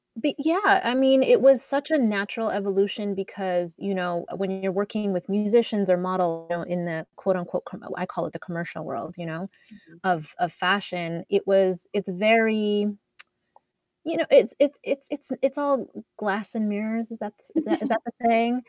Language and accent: English; Edmonton, Alberta, Canada; moved away as an adult; also born or lived in Toronto; I'm Canadian, and um, I grew up in in Edmonton, Alberta, but I went to school in Toronto